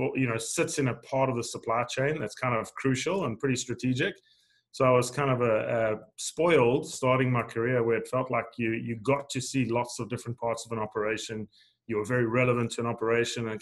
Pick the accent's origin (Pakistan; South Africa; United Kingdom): South Africa; moved away as an adult; also born or lived in Arkansas, United States; now in United States; I grew up in South Africa. I actually grew up on the east coast of South Africa in a sugarcane farming region